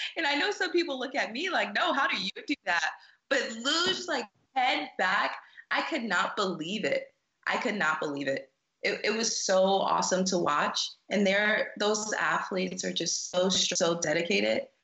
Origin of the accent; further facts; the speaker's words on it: South Carolina, United States; moved away as an adult; also born or lived in Colorado; I'm from South Carolina